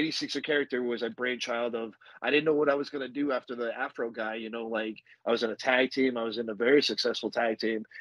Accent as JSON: {"language": "English", "town": "Las Vegas", "region": "Nevada", "country": "United States", "tie": "born or raised there", "also_born_or_lived": "New Jersey", "said": "I was born in New Jersey, and all my family's from New Jersey. Like, I'm a Jersey kid, but I just grew up out here in Vegas."}